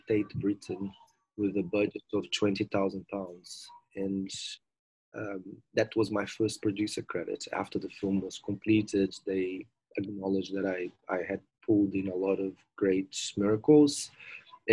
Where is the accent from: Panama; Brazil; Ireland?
Brazil; moved away as an adult; also born or lived in London, United Kingdom; now in Cape Town, South Africa; I finished my degree in tourism and hospitality in Brazil